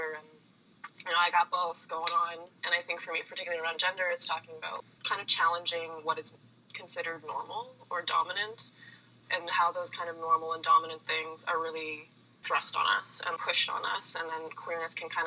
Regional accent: East Coast, Atlantic Canada, Canada; moved away as an adult; now in Toronto, Canada; I grew up on the East Coast

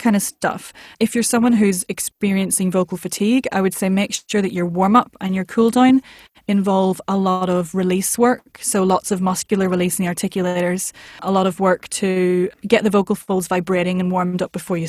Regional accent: Northern Ireland, United Kingdom; accent: Northern Irish; the music of my accent as a Northern Irish person is very distinctive

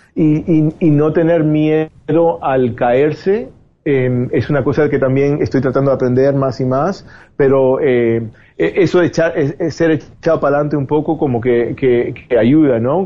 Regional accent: Spain; moved away as an adult; also born or lived in Cuba; now in Miami, United States; me, crié en España

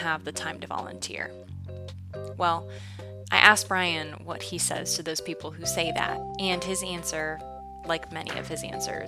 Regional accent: Noblesville, Indiana, United States; I have been given the opportunity to start training with the fire department in my hometown of Noblesville

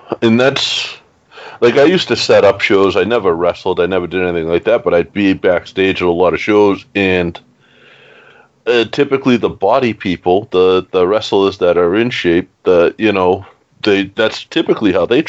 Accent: Boston, Massachusetts, United States; accent: Boston; my Boston accent.

